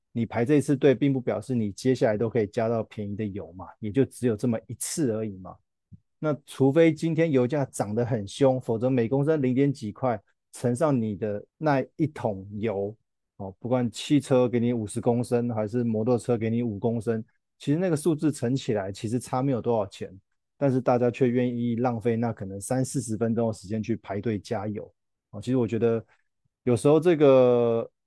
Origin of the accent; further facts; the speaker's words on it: Taiwan; 我们台湾的民众那么喜欢去日本玩